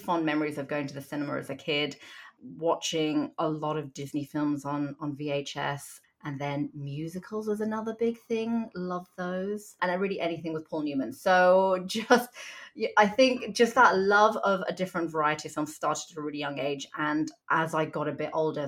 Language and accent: English; Hong Kong; also born or lived in South Korea; now in United Kingdom; I was born in Hong Kong and I lived there and Korea for most of my childhood